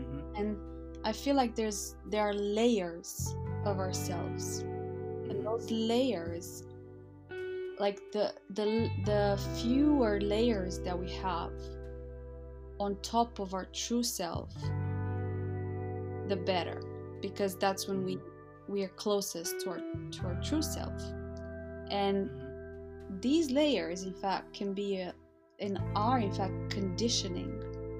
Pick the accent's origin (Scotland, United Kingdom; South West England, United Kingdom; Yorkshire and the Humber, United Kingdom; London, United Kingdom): London, United Kingdom; from London, and I'm looking forward to having a really good conversation with you about life.